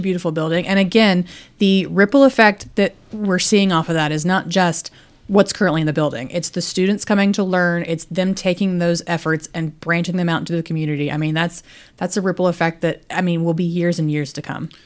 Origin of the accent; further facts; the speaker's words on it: Danville, Virginia, United States; I grew up in Danville, so right down the road.